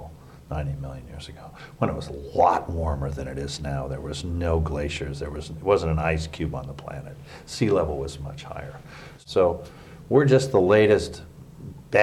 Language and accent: English; United States; an American